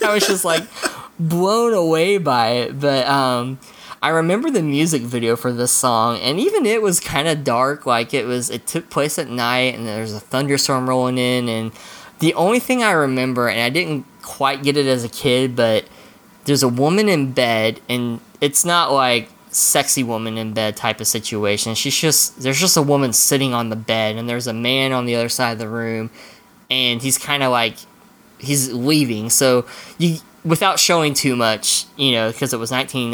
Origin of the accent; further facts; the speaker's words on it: Oklahoma, United States; we're from Oklahoma